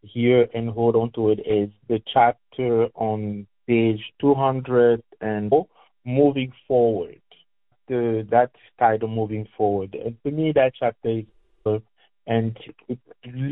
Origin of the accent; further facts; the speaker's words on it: Cameroon; now in Louisville, United States; I am originally from Cameroon, which is the West Africa, technically